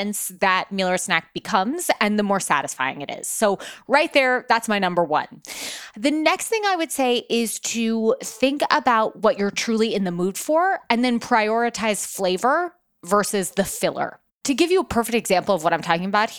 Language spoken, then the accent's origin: English; New York, United States; here in my hometown of New York